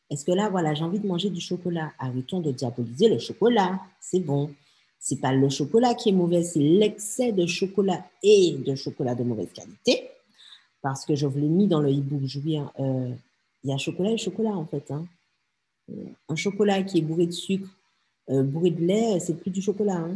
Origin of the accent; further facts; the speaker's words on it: French Antilles, France; la vie assez monde comme on dit chez nous aux Antilles, ben traduction, euh, ben ouais, la vie, elle n'est pas facile en fait.